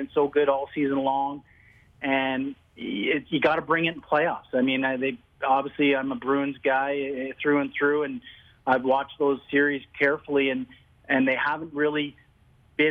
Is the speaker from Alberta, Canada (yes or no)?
no; Ottawa, Ontario, Canada; I grew up in Ottawa